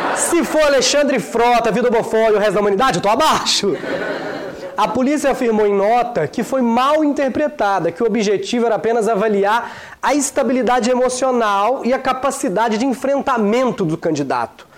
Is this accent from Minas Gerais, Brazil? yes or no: yes; Minas Gerais, Brazil; now in São Paulo, Brazil; Eu mesmo sou de Minas e desde que eu cheguei a São Paulo